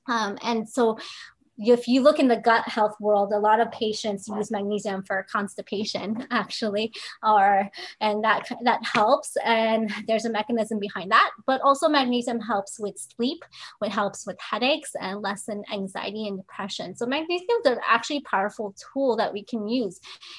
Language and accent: English; Philippines; And I didn't grow up on turmeric either. You know, I'm actually Filipina.